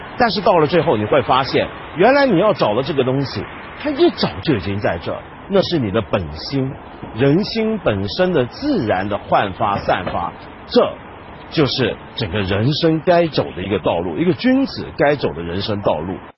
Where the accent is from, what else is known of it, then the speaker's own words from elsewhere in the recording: China; 在我们中国人的传统里面